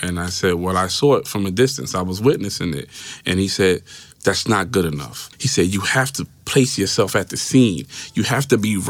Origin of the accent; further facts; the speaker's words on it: New York City, New York, United States; also born or lived in Harlem, New York City; Originally, I was born in Harlem, moved to the Bronx. My dad was from Puerto Rico. Mother was born here. She's Puerto Rican also.